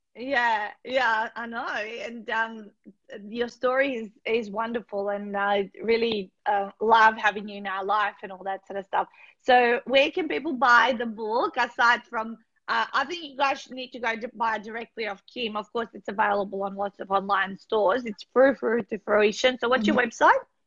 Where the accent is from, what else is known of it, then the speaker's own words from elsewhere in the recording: North Macedonia; moved away; I grew up in Macedonia